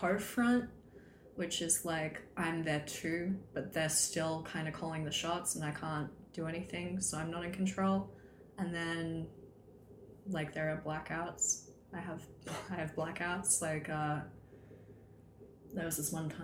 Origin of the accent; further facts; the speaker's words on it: Australia; moved away; growing up in Australia